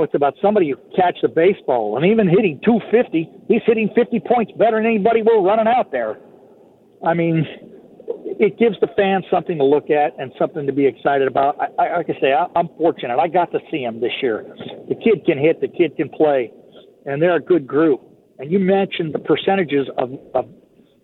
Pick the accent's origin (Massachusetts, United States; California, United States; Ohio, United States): California, United States; Bay Area; I grew up in the Bay Area where it was Bill King and Roy Steele.